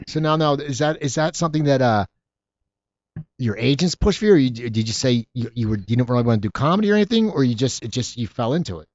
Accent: Philadelphia, Pennsylvania, United States; I grew up in Philadelphia.

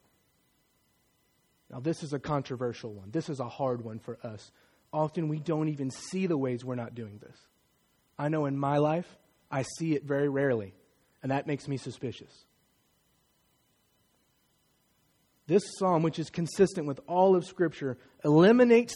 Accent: Martinsville, United States; Many of my friends growing up in Martinsville don't look like me

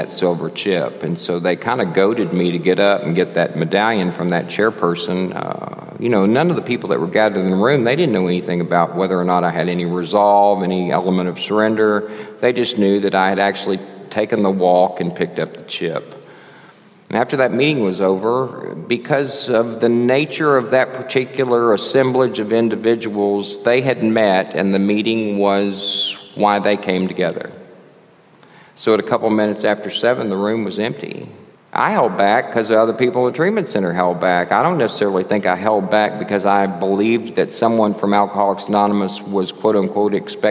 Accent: Texas, United States; also born or lived in Lafayette, Louisiana / Dallas; I'm from Texas

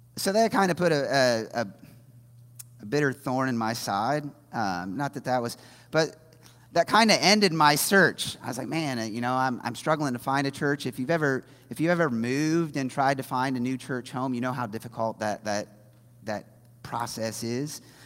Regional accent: Indiana, United States; moved away as an adult; also born or lived in New Orleans; I grew up in Indiana

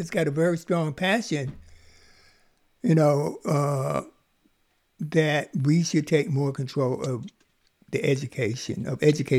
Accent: the South, United States; I grew up in the South

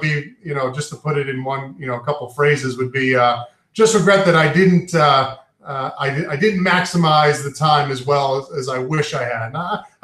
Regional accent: New York, United States; also born or lived in Maine; now in Central Maine, United States; I'm from New York originally. My family's from New York.

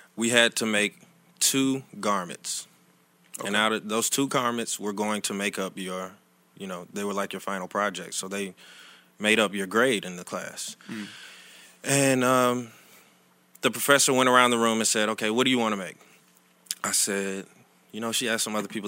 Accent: Riverdale, Georgia, United States; moved away as an adult; also born or lived in New York; now in Atlanta, United States; I'm actually from Riverdale, Georgia, which is south of Atlanta.

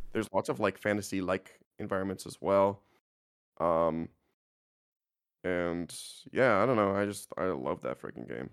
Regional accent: Canada; I'm just a Canadian kid

